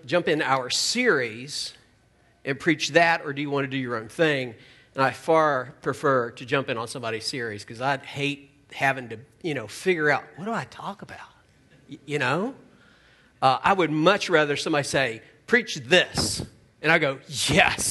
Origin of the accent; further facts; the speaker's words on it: Virginia, United States; I live in Charlottesville, Virginia